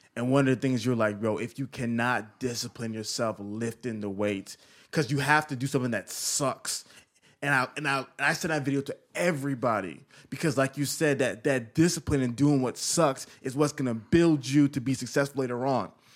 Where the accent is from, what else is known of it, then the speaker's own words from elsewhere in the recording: Atlanta, Georgia, United States; I'm from Atlanta